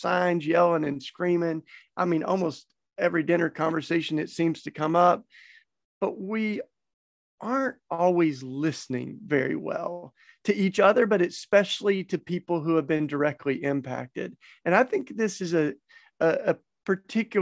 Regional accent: the Bible Belt, the South, United States; I grew up in the Bible Belt

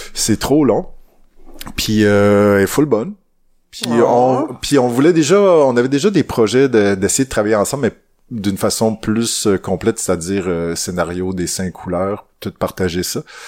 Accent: Témiscouata, Quebec, Canada; Je viens du bois vraiment. Je viens du Témiscouata.

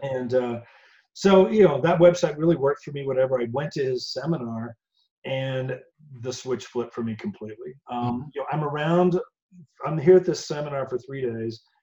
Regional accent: Indiana, United States; moved away as an adult; now in Colorado, United States; I'm from Indiana originally, born okay. and raised

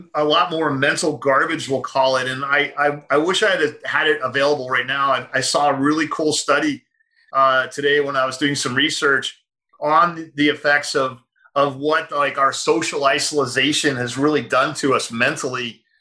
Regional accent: United States; I'm an American

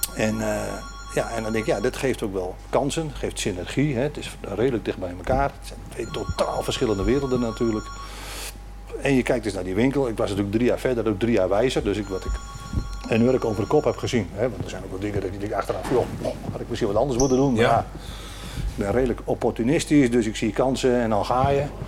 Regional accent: Noordoostpolder, Flevoland, Netherlands; ik ben hier geboren en getogen in de Noordoostpolder

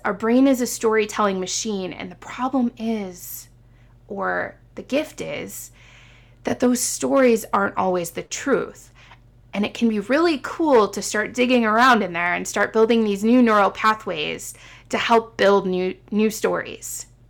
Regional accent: Midwest, United States; moved away as an adult; also born or lived in Illinois / Indiana / Seattle; being a Midwesterner at heart, born and raised, and then moving to the West Coast in Seattle and then coming back

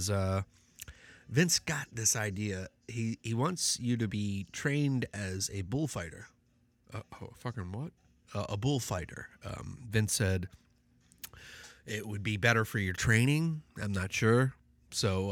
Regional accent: Midwest, United States; I'm from the Midwest

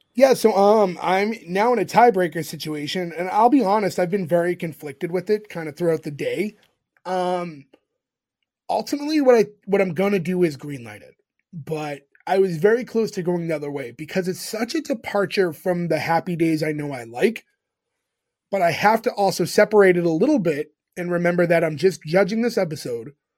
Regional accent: Massachusetts, United States; we grew up in Massachusetts

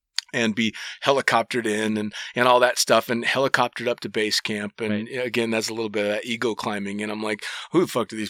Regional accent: United States; as an American

